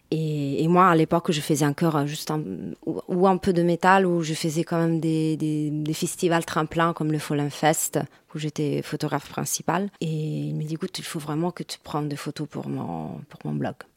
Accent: Rome, Lazio, Italy; French is a second language; moved away as an adult; now in Paris, France; je suis italienne de Rome.

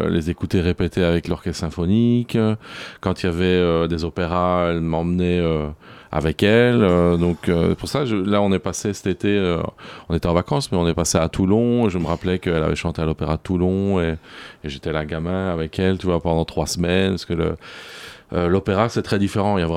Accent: Belgium; J'ai grandi, grandi en Belgique.

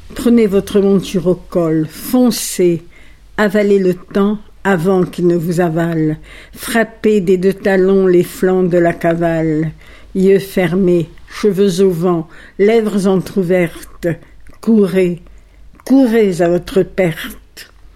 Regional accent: Alexandria, Alexandria Governorate, Egypt; first language Italian; French is a second language; moved away as an adult; also born or lived in Paris; je suis donc née à Alexandrie en 1932. Mes parents étaient grecs. Ils parlaient l'italien. Notre langue maternelle a été l'italien

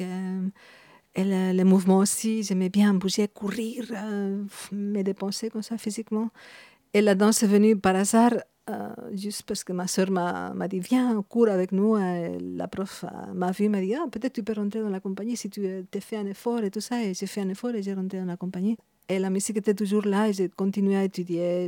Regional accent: Madrid, Community of Madrid, Spain; French is a second language; moved away as an adult; also born or lived in Burgos; now in Belgium; Je suis née à Madrid

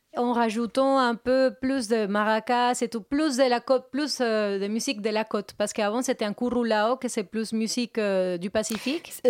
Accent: Colombia; French is a second language; moved away as an adult; now in Paris, France

